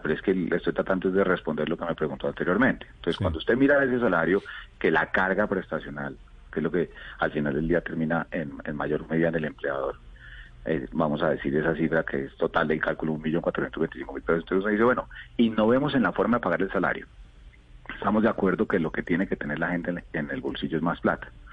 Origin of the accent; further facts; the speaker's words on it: Colombia; como colombianos